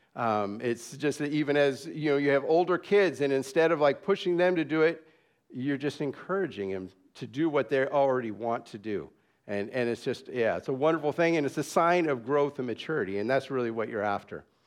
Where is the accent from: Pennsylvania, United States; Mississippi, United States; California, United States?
California, United States; San Jose; also born or lived in Dallas; now in Papua New Guinea; I grew up in San Jose, California